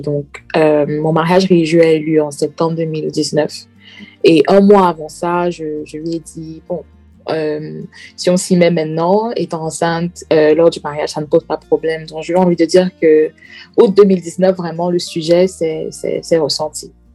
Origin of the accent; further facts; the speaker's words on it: Centre, Cameroon; moved away as an adult; now in Manchester, United Kingdom; Je suis originaire du Cameroun, plus précisément la tribu du centre, euh, et je réside en ce moment à Manchester, en Angleterre